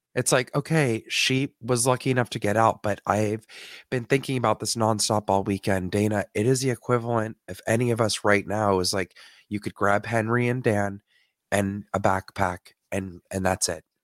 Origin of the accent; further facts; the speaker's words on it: Canada; I'm from Canada